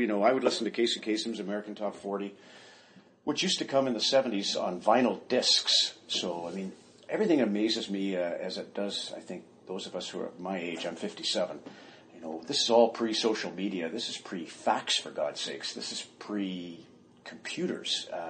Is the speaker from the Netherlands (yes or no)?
no; Canada; also born or lived in Zweibrücken, Germany / Metz, France; We were Air Force, so we moved all over Canada. I was born in Zweibrücken, Germany, lived in Metz, France